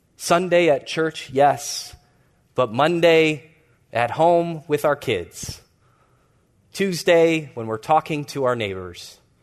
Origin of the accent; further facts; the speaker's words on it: Chicago, Illinois, United States; I grew up in the Hyde Park neighborhood in Chicago